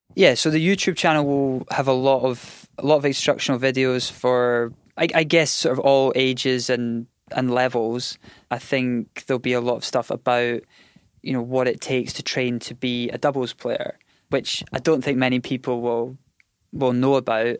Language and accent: English; Scotland, United Kingdom; we grew up in Scotland where there was, I think at the time there was like two indoor tennis centres.